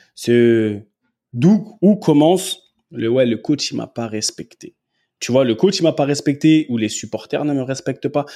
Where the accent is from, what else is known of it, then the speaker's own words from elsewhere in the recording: France; moved away as an adult; also born or lived in England; je suis français. Et chez nous, grandi comme j'ai grandi, il y a des manières de parler